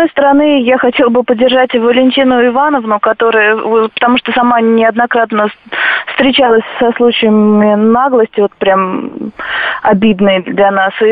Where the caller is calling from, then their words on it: Vladimir Oblast, Russia; вот я из Владимирской области